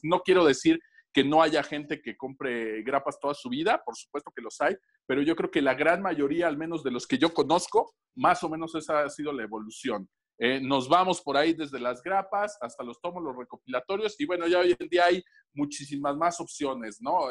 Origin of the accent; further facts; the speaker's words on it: Tlaxcala, Mexico; cuando yo era niño me tocó la saga de Fénix Obscura o el traje negro de Spider-Man con las guerras secretas y la verdad era una odisea para mí en Tlaxcala completar eso